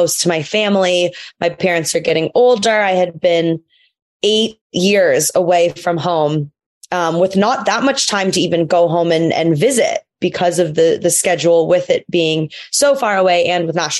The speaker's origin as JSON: {"language": "English", "town": "Los Angeles", "region": "California", "country": "United States", "also_born_or_lived": "Malmö, Sweden", "said": "I am from Los Angeles"}